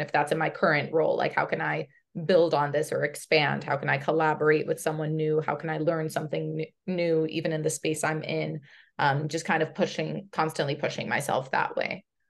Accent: United States; I am a first generation American by way of Brazil. Uh, my parents immigrated to the States as teens in the seventies

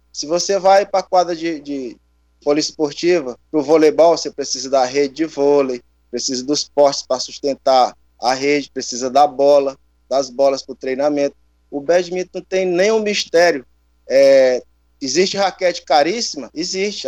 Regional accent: Teresina, Piauí, Brazil; eu cresci aqui no Disseu, né? É, fiz parte de projeto social e a gente sabe que os bairros, a periferia de Teresina

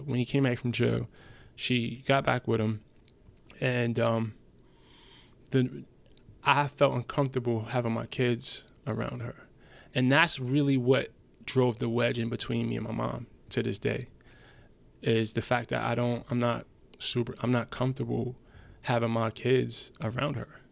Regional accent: United States; English is a second language; also born or lived in Germany; I moved back to America with my mom when I was seven.

